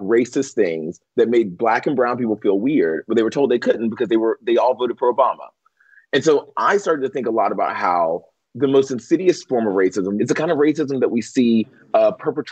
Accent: the South, United States; I grew up in the South

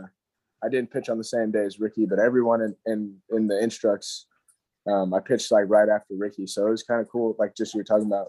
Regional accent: Hendersonville, North Carolina, United States; I was born actually in Hendersonville, North Carolina

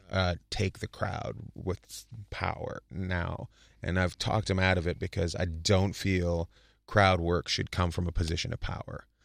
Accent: New Jersey, United States; where'd you grow up? In New Jersey.

